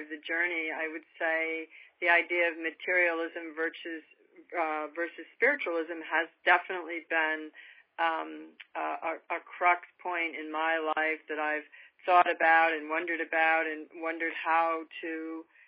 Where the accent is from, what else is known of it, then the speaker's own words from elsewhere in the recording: New York, United States; moved away as an adult; now in California, United States; I grew up in a particularly affluent area of New York